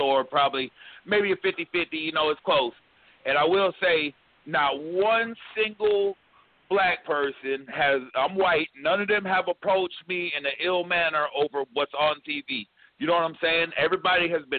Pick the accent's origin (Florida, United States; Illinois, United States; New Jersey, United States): Florida, United States; Orlando; moved away; I'm from Orlando